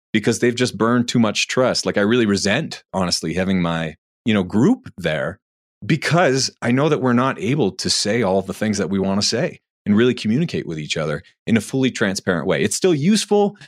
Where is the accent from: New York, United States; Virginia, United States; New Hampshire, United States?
New Hampshire, United States; I'm from New Hampshire